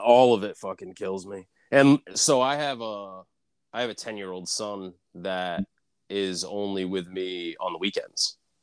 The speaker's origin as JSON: {"language": "English", "area": "outside of Boston", "region": "Massachusetts", "country": "United States", "tie": "born or raised there", "said": "I grew up like outside of Boston"}